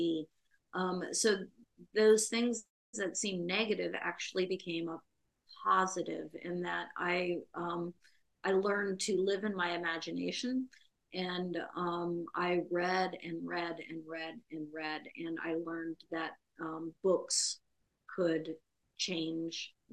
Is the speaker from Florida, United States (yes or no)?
yes; Central Florida, United States; now in Minneapolis, United States; So I grew up though in Central Florida, in a small town in Central Florida